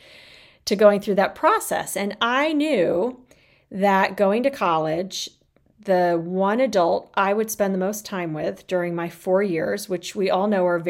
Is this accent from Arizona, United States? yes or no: yes; Arizona, United States; moved away as an adult; also born or lived in South Bend; I grew up in Arizona. It was far from home